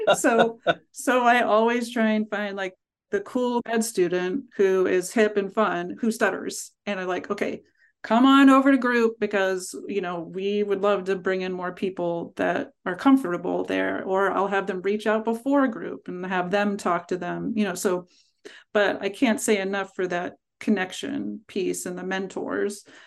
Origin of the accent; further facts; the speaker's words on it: Pittsburgh, Pennsylvania, United States; now in Vermont, United States; I grew up in Pittsburgh